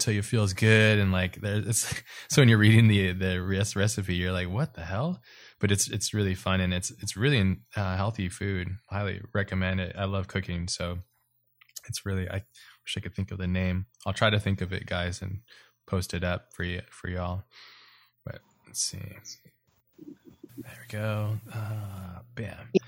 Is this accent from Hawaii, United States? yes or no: yes; Hawaii, United States; I grew up in Hawaii